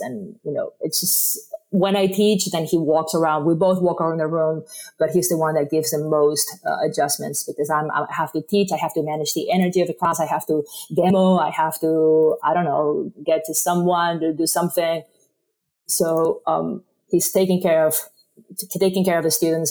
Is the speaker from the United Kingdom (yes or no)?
no; Spain; first language Spanish; English is a second language; moved away as an adult; now in United States; I was born in Spain, and I moved to the States, you know, 20 something years ago